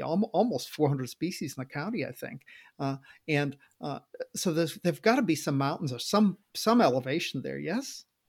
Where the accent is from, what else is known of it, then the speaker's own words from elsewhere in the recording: Maine, United States; moved away as an adult; I grew up in Maine